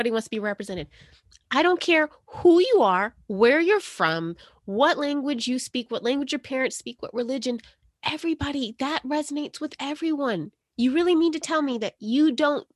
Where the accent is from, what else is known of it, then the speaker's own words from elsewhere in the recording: South Carolina, United States; I grew up in South Carolina.